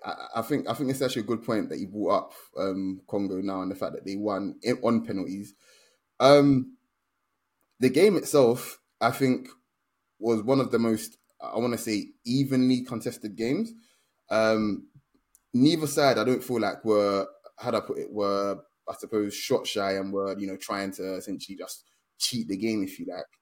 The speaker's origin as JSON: {"language": "English", "country": "Nigeria", "said": "being Nigerian"}